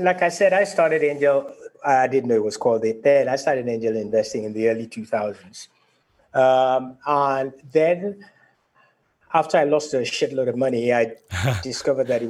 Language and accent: English; Nigeria; moved away; also born or lived in United Kingdom; I headed back to Nigeria, my home country